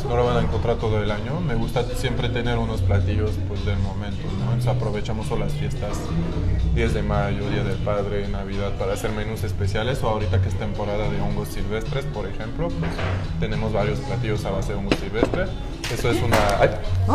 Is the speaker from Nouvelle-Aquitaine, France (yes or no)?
yes; a town near Cognac, Nouvelle-Aquitaine, France; Spanish is a second language; moved away as an adult; also born or lived in La Rochelle; now in Mexico; yo vengo del suroeste, una ciudad, ahí es una ciudad mediana, pero aquí sería como un pueblito, yo creo, de 28 mil habitantes. Este, esta ciudad de donde vengo se llama San